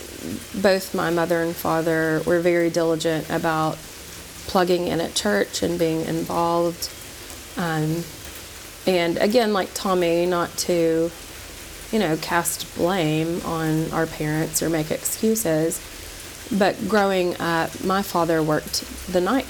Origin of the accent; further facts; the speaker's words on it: Knoxville, Tennessee, United States; I grew up in Knoxville, Tennessee, where we now reside.